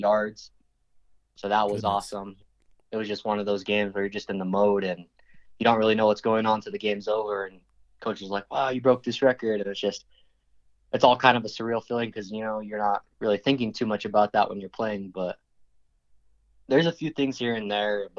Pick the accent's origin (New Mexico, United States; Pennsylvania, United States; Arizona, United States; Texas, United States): New Mexico, United States; Santa Fe; Santa Fe's kind of divided and we're all from the South side